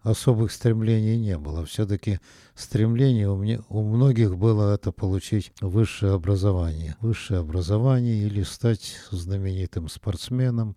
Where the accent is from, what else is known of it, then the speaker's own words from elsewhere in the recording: Nizhny Tagil, Sverdlovsk Oblast, Russia; Жили мы в землянке в городе Нижнем Тагиле